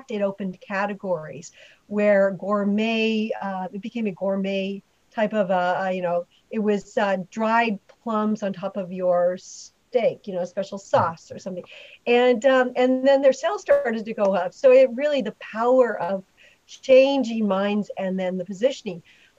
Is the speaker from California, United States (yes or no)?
yes; California, United States; So this episode is about where I'm from California, and actually the background's California.